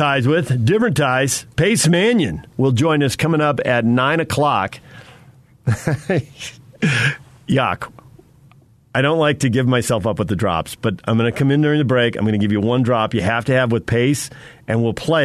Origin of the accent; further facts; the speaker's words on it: San Diego, California, United States; now in Salt Lake City, United States; I grew up in San Diego, about a half mile inland from the beach.